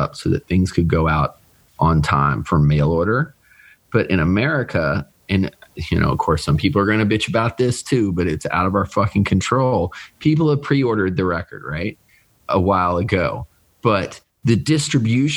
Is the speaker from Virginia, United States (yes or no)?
yes; Richmond, Virginia, United States; Richmond, from my hometown